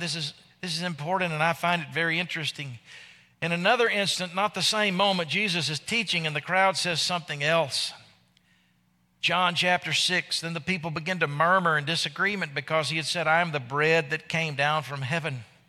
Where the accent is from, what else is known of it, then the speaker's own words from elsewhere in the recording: Arkansas, United States; I'm from Arkansas